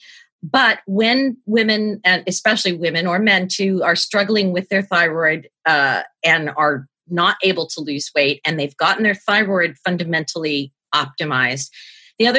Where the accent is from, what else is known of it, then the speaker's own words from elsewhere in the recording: New York, United States; I'm from New York